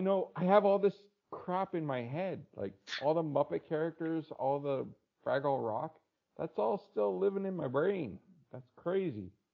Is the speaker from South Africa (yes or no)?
no; Canada; I'm Canadian